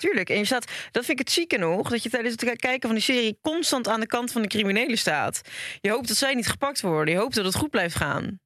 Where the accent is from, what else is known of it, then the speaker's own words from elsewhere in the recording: Hendrik-Ido-Ambacht, South Holland, Netherlands; Ik kom ook uit de buurt van Rotterdam